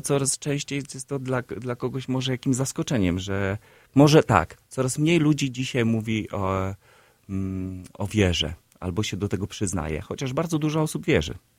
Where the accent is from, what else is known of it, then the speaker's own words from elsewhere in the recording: Siedlce, Masovian Voivodeship, Poland; now in Warsaw, Poland; spod mojego rodzinnego miasta, z, spod Siedlec